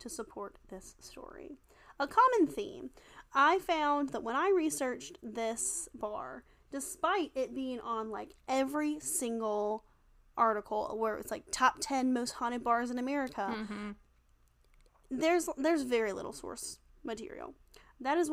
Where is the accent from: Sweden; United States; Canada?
United States; Wilmington, North Carolina; moved away; I'm from Wilmington originally. We have a pirate bar